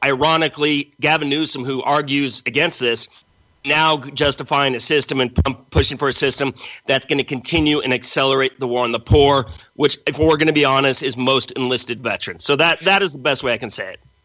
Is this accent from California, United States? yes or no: yes; Los Angeles, California, United States; moved away as an adult; also born or lived in Central America / New York; now in San Diego, United States; I grew up in Los Angeles